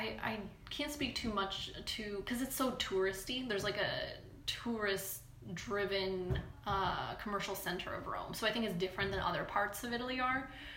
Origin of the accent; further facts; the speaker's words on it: Punjab, India; Yeah, like I'm from Punjab.